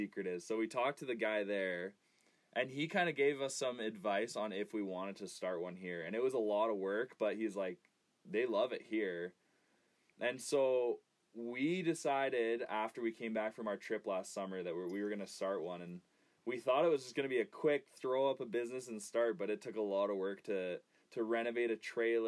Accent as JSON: {"language": "English", "town": "Raymond", "region": "Alberta", "country": "Canada", "tie": "born or raised there", "said": "I grew up in Raymond. I went to Raymond High School"}